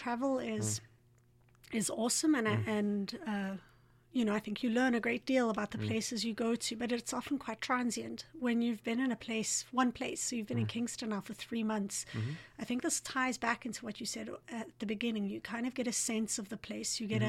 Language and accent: English; Johannesburg, Gauteng, South Africa; I'm from Johannesburg, and we know how to do it well.